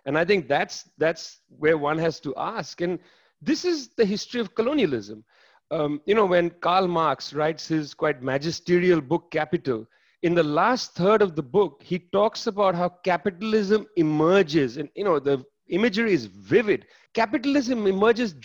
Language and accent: English; Kolkata, West Bengal, India; I was born in Calcutta, in Bengal